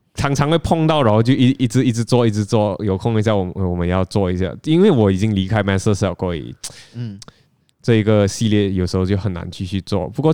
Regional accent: Penang, Malaysia; now in Kuala Lumpur, Malaysia; 我大老远从槟城来到吉隆坡，其实为了就是要找一份跟球鞋相关的工作。

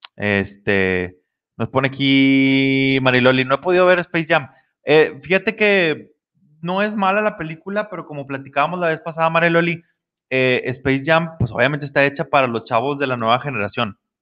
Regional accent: Mexico; los que somos de México

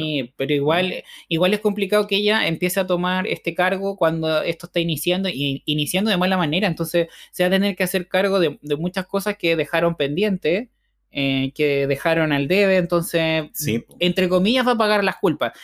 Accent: Chile; muchos chilenos somos mitad español y mitad mapuche

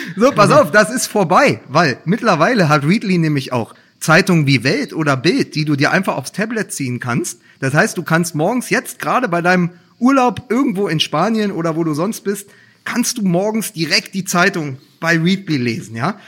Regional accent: Berlin, Germany; als Berliner

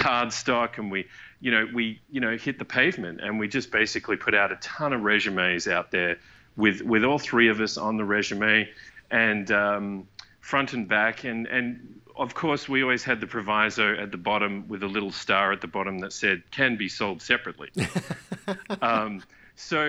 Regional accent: Perth, Western Australia, Australia; moved away as an adult; also born or lived in Vancouver, Canada; we're all from Perth, Australia, we all moved over to Vancouver together

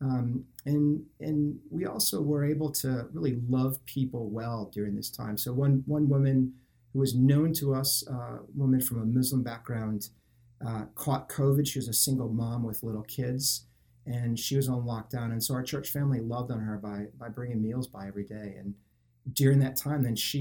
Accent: Cleveland, Ohio, United States; moved away as an adult; now in London, United Kingdom; So I am an Ohio boy, born and raised in Cleveland, Ohio.

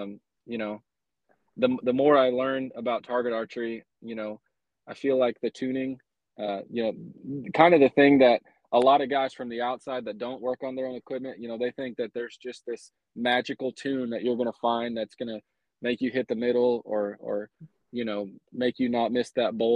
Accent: Colorado, United States; moved away as an adult; also born or lived in Aurora, Colorado; now in Oklahoma, United States; I grew up in Colorado, which would have been right up your alley. I lived there all the way until, college

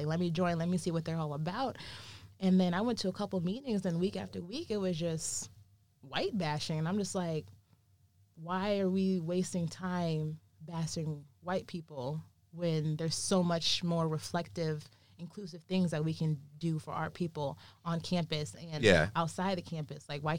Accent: Wheaton, Illinois, United States; Like, me growing up in Wheaton, Illinois, I'm one of many few Black people in this town.

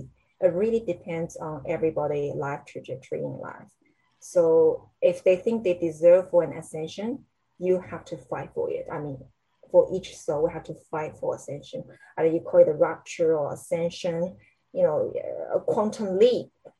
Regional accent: China; English is a second language; If I'm American, if I'm Canadian, I can say bloody anything I want to say, right? But I'm a Chinese.

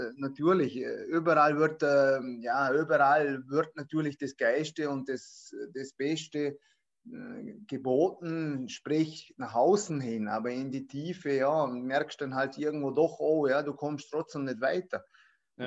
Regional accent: Vorarlberg, Austria; bin aus Vorarlberg

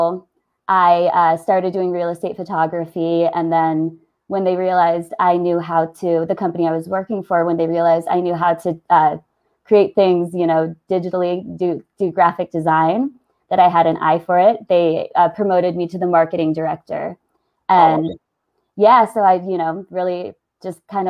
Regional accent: Northern Virginia, United States; born or raised there; moved away as an adult; now in Colorado, United States

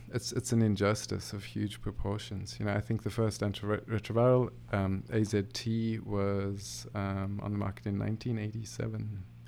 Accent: small town near Cape Town, Western Cape, South Africa; moved away as an adult; now in Saskatchewan, Canada; I'm South African. Grew grew up um, in a small town near Cape Town, southern tip of Africa. Um, we moved here 2016

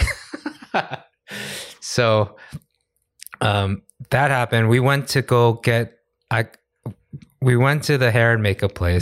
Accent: United States; I'm American

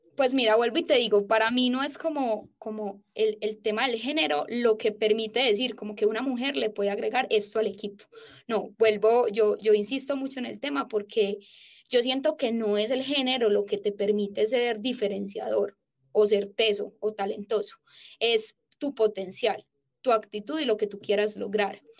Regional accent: Paisa, Antioquia, Colombia; soy paisa

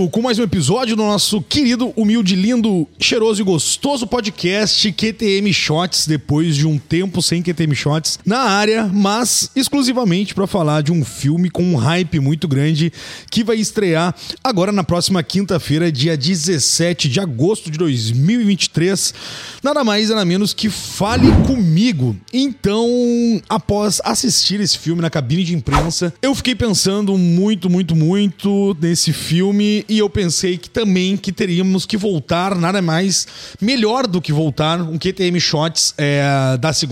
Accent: São Paulo, Brazil; eu sou de São Paulo

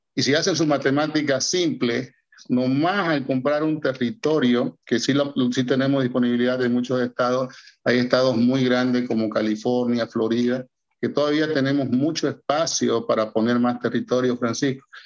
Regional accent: Bolivia; que viven en Bolivia, que es mi caso, yo soy boliviano

